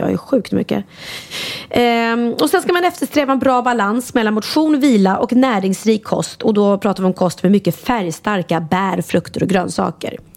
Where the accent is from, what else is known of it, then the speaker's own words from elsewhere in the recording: Värmdö, Stockholm County, Sweden; alltid firat midsommar ute på Värmdö där vi är uppvuxna